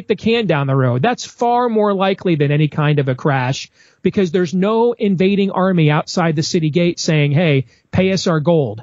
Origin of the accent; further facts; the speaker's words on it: Iowa, United States; my home state of Iowa